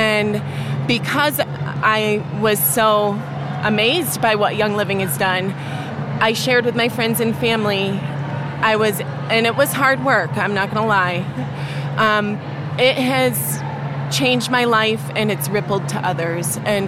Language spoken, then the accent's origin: English; New York, United States; I'm from Western New York, and I'm a silver rank.